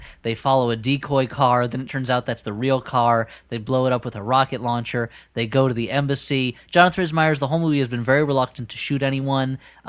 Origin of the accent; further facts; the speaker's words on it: United States; I'm an American.